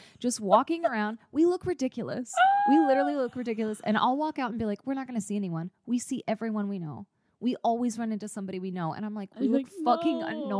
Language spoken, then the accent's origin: English; Arizona, United States; Listen, I'm from Arizona.